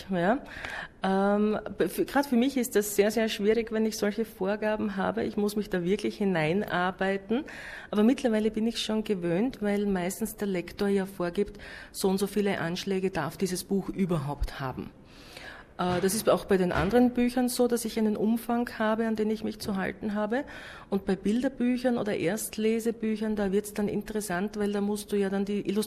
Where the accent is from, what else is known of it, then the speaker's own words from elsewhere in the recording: Styria, Austria; Peter Rosecker war ein sehr berühmter Heimatdichter bei uns in Österreich, in der Steiermark, eben wo ich auch zu Hause bin, war er äh, her.